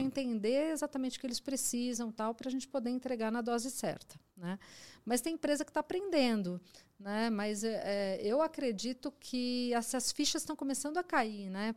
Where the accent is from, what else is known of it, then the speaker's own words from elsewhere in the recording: Mogi das Cruzes, São Paulo, Brazil; eu sou de Mogi das Cruzes